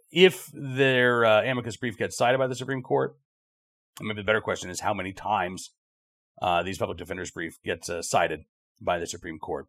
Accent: United States; we all as American citizens

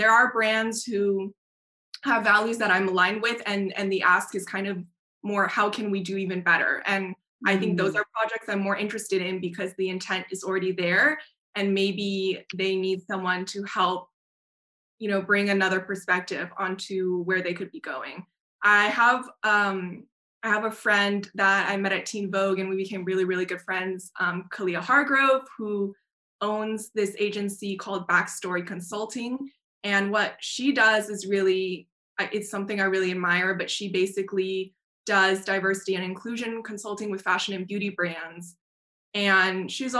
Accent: Taiwan; moved away; also born or lived in United States; I'm Taiwanese American, and I remember growing up in Taiwan.

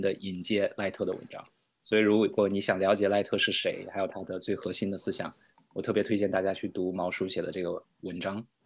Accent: China; moved away as an adult; now in Wheaton, United States; 我是来自内地，呃，一个家庭教会的牧师

